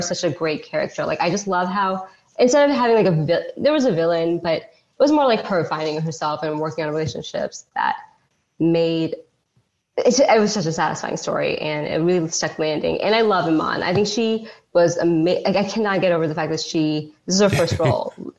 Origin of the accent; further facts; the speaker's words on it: United States; also born or lived in Pakistan; I grew up in that tri-state oh, area